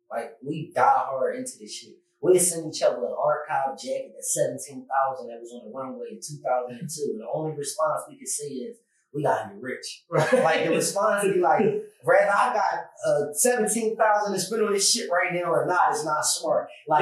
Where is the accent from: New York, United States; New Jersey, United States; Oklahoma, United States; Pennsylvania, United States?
Pennsylvania, United States; Philadelphia; also born or lived in California; now in Miami, United States; I'm from West Philly